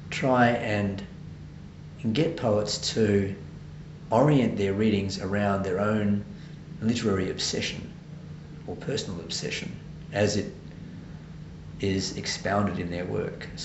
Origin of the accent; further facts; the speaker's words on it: Adelaide, South Australia, Australia; moved away as an adult; now in Sydney, Australia; I'm originally from Adelaide.